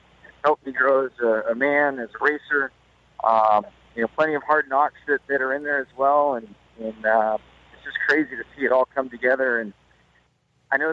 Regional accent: Southern California, United States; growing up in Southern California, all my heroes were motocross and off-road

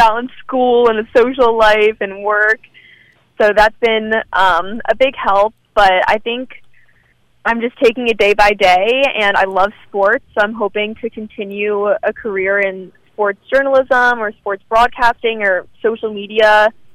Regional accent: Maryland, United States; I'm from Maryland

